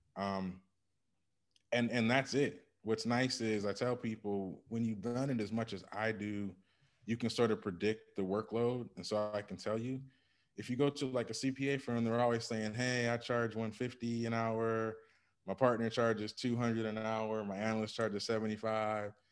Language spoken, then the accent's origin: English; Ann Arbor, Michigan, United States; I grew up in Ann Arbor, Michigan